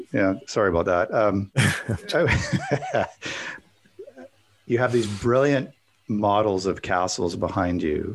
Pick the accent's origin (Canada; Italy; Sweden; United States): Canada; I'm Canadian